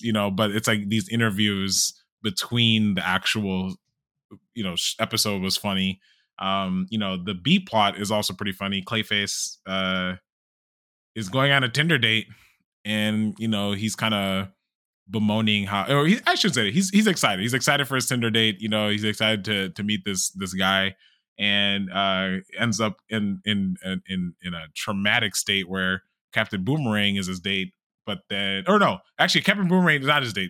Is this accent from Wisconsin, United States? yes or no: no; Chicago, Illinois, United States; moved away as an adult; now in Texas, United States